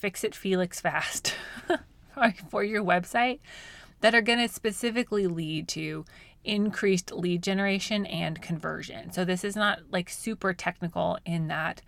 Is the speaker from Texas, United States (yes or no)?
no; Colorado, United States; now in Oklahoma, United States; I grew up in Colorado, mostly trout fishing. And so when we moved to Oklahoma